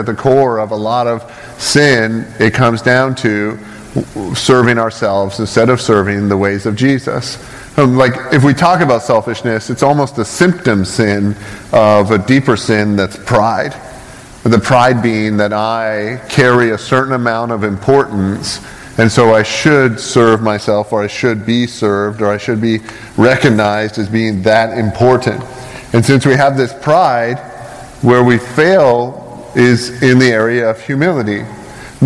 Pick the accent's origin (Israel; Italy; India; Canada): Canada; now in United States; I'm not American, so I'm going to slam your country for a second. I'm from Canada, and I pay a lot of money to live here.